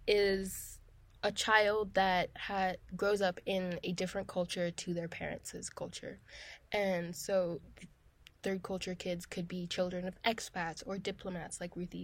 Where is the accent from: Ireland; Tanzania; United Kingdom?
Tanzania; first language German; English is a second language; I am half German Kenyan and I grew up in Tanzania.